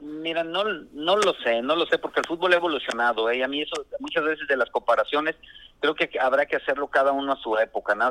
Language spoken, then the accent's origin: Spanish; Tepic, Nayarit, Mexico; moved away; also born or lived in Ciudad Lerdo, Durango; Yo soy originario de Tepic Nayarit